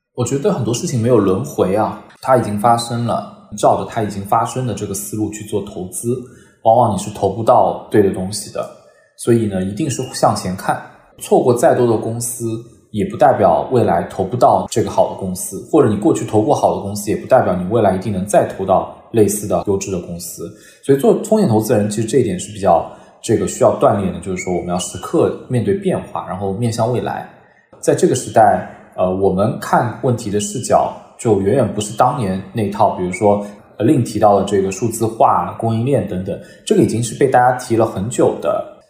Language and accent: Chinese; China; 我们中国人